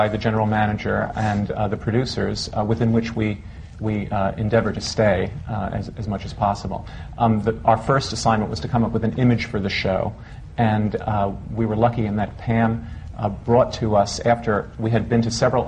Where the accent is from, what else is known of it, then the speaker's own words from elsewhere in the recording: New York, United States; New York is my hometown, and I like working here